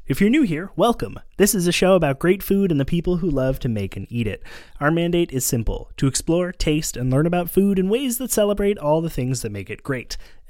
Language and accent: English; Montreal, Quebec, Canada; partly because I grew up in Montreal with a lot of Jewish friends and there is a large Jewish population here